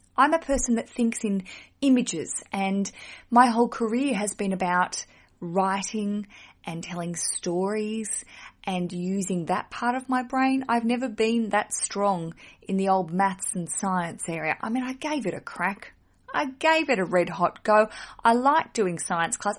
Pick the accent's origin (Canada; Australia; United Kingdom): Australia; accent: Australian; my accent is from Australia